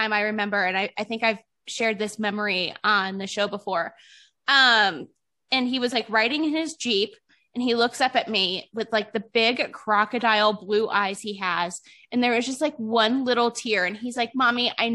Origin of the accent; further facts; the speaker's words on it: Cleveland, Ohio, United States; also born or lived in Utah; now in Nevada, United States; I'm from Cleveland originally